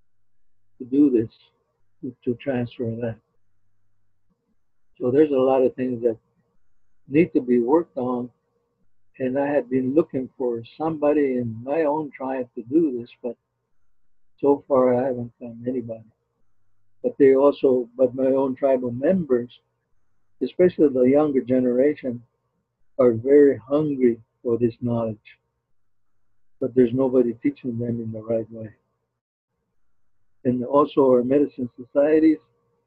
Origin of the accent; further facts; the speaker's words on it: Zuni, New Mexico, United States; he didn't know I was from Zuni.